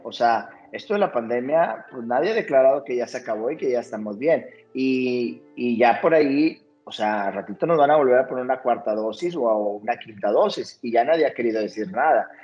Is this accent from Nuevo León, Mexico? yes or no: yes; Monterrey, Nuevo León, Mexico; como sociedad mexicana, incluso hasta como regia